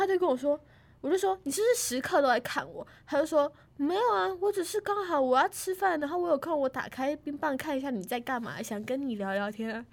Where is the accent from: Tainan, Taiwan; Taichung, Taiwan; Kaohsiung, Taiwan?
Tainan, Taiwan; 我是台南人，然后他原本只让我选台南的学校